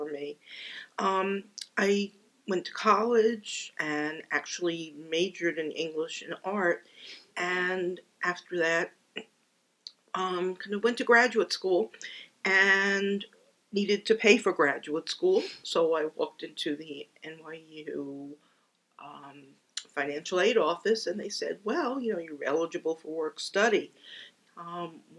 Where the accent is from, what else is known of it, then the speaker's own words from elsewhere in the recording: New York City, New York, United States; Born and raised in the Bronx